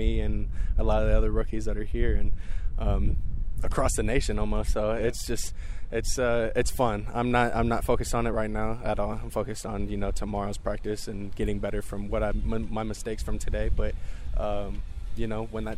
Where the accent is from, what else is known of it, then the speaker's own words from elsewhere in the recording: Houston, Texas, United States; moved away as an adult; also born or lived in Berkeley, California; now in New Orleans, United States; I'd born and raised in Houston, stayed there for 18 years